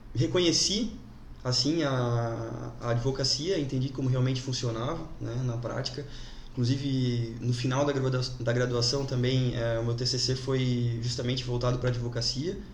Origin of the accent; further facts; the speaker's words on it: Jaraguá do Sul, Santa Catarina, Brazil; sou natural de Araguá, nascido e criado aqui